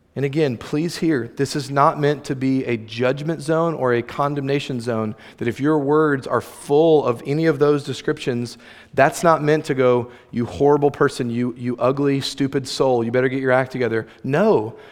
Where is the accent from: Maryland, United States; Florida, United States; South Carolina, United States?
Florida, United States; near St. Augustine; Saint Augustine, Florida, shout out, hometown, close to my hometown, where the alligator farm is